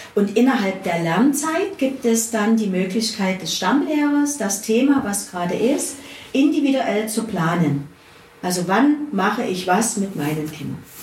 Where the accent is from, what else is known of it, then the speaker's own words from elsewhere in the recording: Dresden, Saxony, Germany; moved away as an adult; now in Zittau, Germany; Ich stamme selber aus Dresden, bin also aus der Großstadt